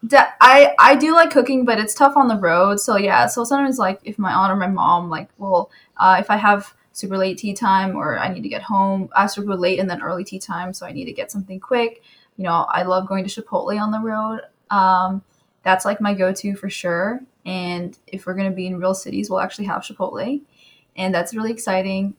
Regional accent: California, United States; I'm from California

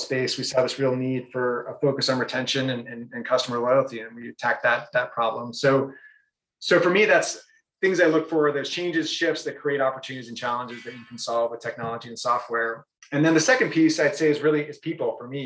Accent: Brookline, Massachusetts, United States; moved away as an adult; also born or lived in San Francisco / New York City / New Hampshire; I grew up in Brookline, so just outside of Boston

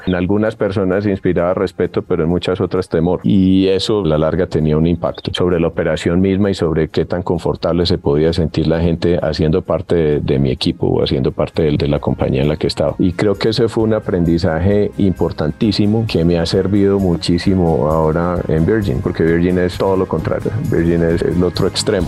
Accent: Medellín, Antioquia, Colombia; accent: paisa; also born or lived in United States; yo soy de Medellín. Cuando me oyen hablar me dicen, no, es que este es más paisa que nosotros

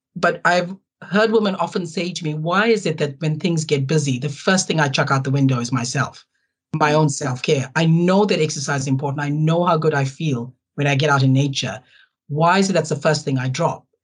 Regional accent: South Africa; moved away as an adult; now in New Zealand; I'm, uh, you know, born and bred in South Africa. I'm a third generation South African Indian

